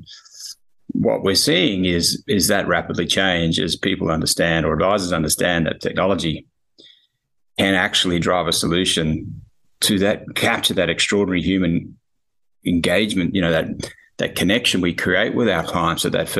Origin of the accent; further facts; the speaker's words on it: Australia; So I'm obviously Australian.